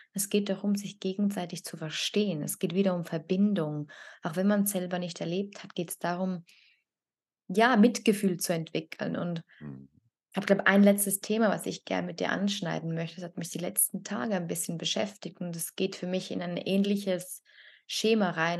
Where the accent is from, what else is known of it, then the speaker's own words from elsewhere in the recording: Italy; now in Switzerland; ich als Italienerin